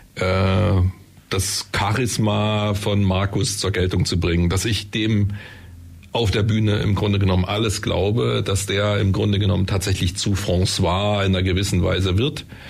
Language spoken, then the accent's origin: German; Germany; bei uns in Deutschland